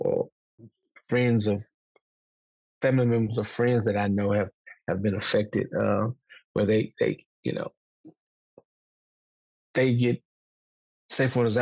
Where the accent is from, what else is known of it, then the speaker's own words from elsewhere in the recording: Mosses, Alabama, United States; also born or lived in Montgomery, Alabama; I was born and raised in Lyons County, a small community called Mosses